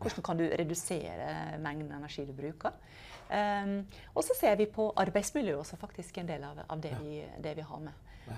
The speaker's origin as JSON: {"language": "Norwegian", "country": "Norway", "said": "Eh, spesielt som nordmenn, egentlig."}